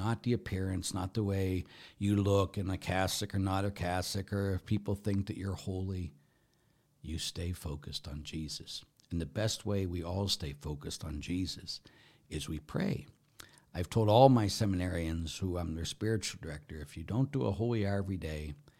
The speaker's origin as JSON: {"language": "English", "region": "England", "country": "United Kingdom", "said": "I would like to just say that although I am an Englishman, I wasn't there when Thomas Becket was murdered."}